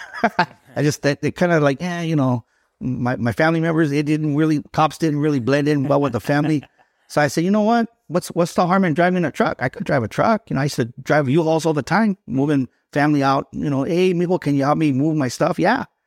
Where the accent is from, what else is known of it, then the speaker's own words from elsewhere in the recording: Los Angeles, California, United States; I was born in East Los Angeles